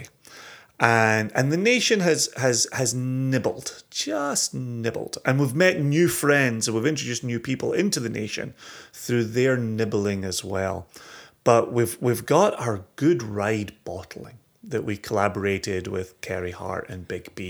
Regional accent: Scotland, United Kingdom; I am such a Scotsman

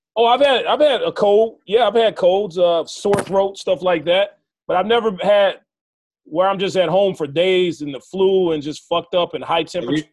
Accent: Arkansas, United States; now in California, United States; I'm from Arkansas

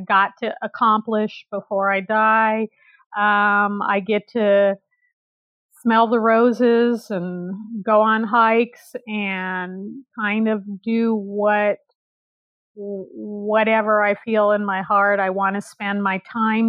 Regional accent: California, United States; also born or lived in Nigeria; I'm a California girl, born and raised in California

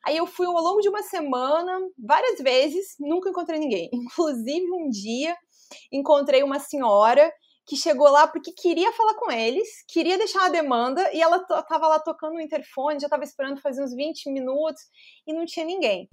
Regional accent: Chapecó, Santa Catarina, Brazil; moved away as an adult; also born or lived in São Carlos, Santa Catarina / Florianópolis; eu nasci em São Carlos, é, que é uma cidade que fica cerca de uns, sei lá, uma hora mais ou menos de Chapecó

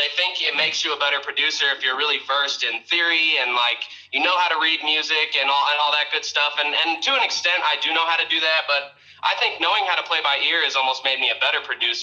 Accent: St. Louis, Missouri, United States; moved away as an adult; now in Texas, United States; I'm from, born and raised, St. Louis, Missouri. Lived there up until about a year ago when I moved to Texas

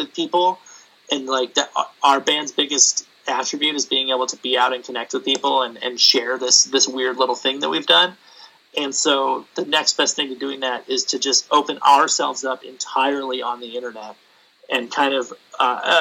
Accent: San Diego, California, United States; I grew up in San Diego. I grew up near San Diego

